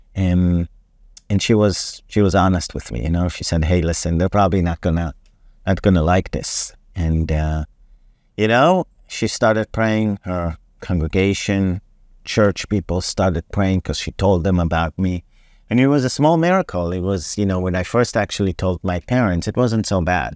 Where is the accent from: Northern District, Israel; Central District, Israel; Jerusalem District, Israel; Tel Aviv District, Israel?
Tel Aviv District, Israel; Herzliya; English is a second language; moved away as an adult; also born or lived in New York; now in United States; I was born and raised in Herzliya